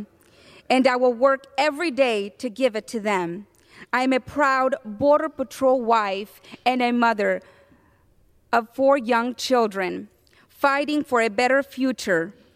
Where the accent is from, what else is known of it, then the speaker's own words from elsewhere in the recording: Burgos, Tamaulipas, Mexico; also born or lived in South Texas; now in United States; I was born in Burgos, Tamaulipas, Mexico